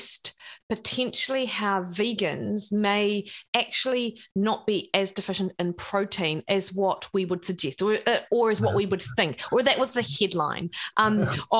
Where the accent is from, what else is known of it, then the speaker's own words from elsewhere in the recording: Dunedin, Otago, New Zealand; I came from Dunedin